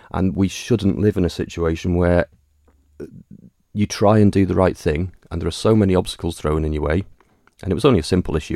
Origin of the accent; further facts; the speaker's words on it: Douglas, Isle of Man; I was born on the Isle of Man, forty-five years ago, obviously. Uh, in Douglas, raised and educated in Douglas.